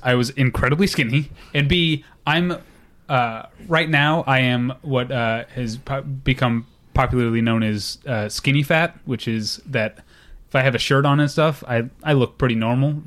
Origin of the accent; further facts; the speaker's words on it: St. Louis, Missouri, United States; moved away; I was born and raised to hate the Cubs 'cause I'm from Saint Louis, Missouri